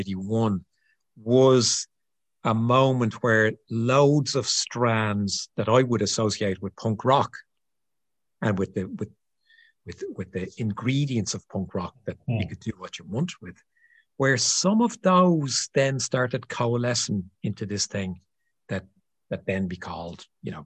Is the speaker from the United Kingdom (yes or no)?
no; Ireland; as an Irish guy